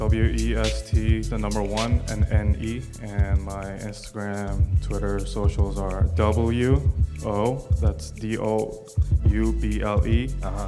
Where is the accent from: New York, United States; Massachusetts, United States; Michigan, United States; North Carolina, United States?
New York, United States; New York City; also born or lived in Los Angeles; now in New Jersey, United States; I was born in LA, but I was raised in Queens.